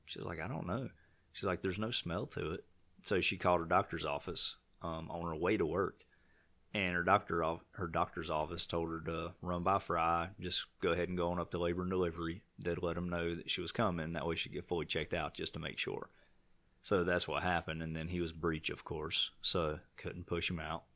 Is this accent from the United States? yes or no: yes; Vail, United States; I'm from Vail